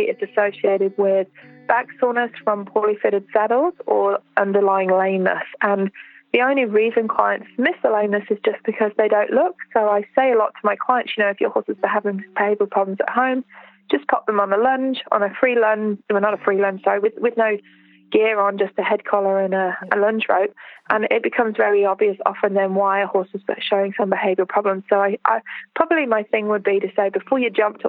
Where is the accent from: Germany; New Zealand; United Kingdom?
New Zealand; Alexandra, Otago; In Central Otago, where we are, I run them in my hometown, which is Alexandra